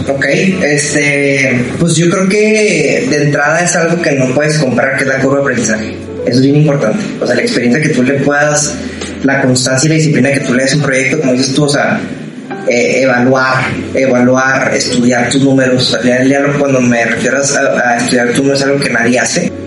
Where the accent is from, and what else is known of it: Ciudad Juárez, Chihuahua, Mexico; moved away as an adult; now in Monterrey, Mexico